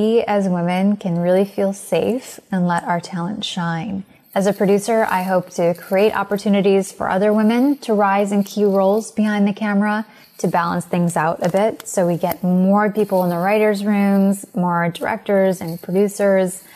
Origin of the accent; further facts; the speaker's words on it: United States; I'm Indian American